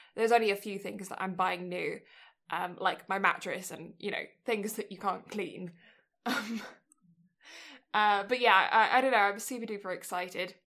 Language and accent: English; England, United Kingdom; moved away; I'm English